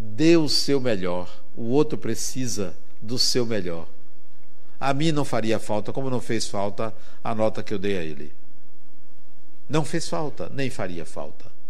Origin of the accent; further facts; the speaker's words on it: Brazil; Eu venho do Brasil, e onde eu moro é muito quente